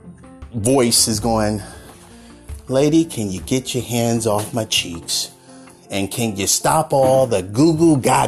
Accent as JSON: {"language": "English", "town": "Oakland", "region": "California", "country": "United States", "tie": "born or raised there", "said": "while I was growing up in Oakland in the Bay Area"}